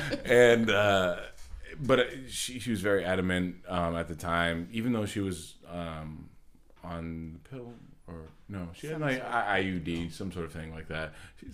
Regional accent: Old Orchard Beach, Maine, United States; I come from Old Orchard Beach.

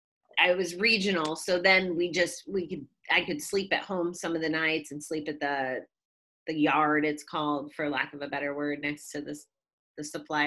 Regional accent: Connecticut, United States; moved away; So I was born and raised in Connecticut, which is the state over, and my folks still live there.

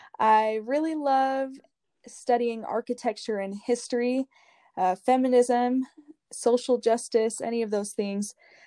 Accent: Boise, Idaho, United States; moved away as an adult; now in Utah, United States; I'm from Boise, Idaho. I love it there. That's the dream place. Would love to be there again. I'm currently living in Utah.

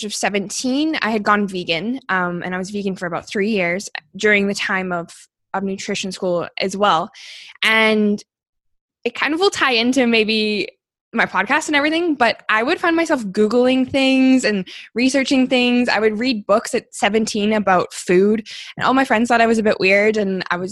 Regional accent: Calgary, Alberta, Canada; I was born and raised here in Calgary

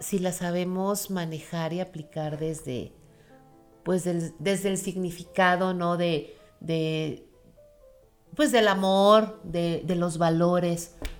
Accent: Mexico; como mexicanos pues tenemos tradiciones muy bonitas y muy arraigadas

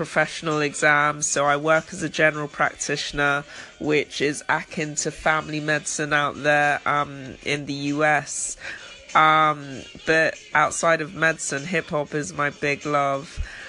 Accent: London, United Kingdom; I'm from London in the UK. I practice medicine, but I'm still doing professional exams, so I work as a general practitioner

